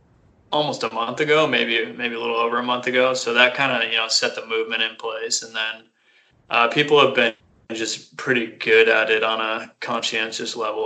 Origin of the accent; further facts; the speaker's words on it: Seattle, Washington, United States; 29, from Seattle, born and raised. Grew up in just east of Seattle.